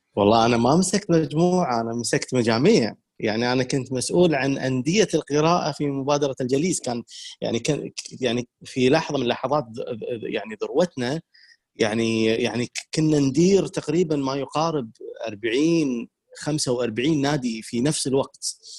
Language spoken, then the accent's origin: Arabic; Kuwait; عندنا بالكويت